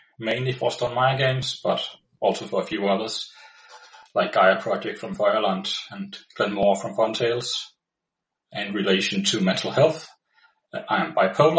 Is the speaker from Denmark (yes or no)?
yes; Denmark; English is a second language; from Denmark.